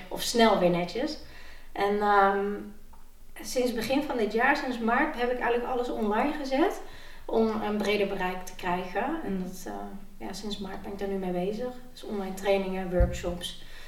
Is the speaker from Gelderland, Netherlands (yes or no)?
yes; Nijmegen, Gelderland, Netherlands; ik kom uit Nijmegen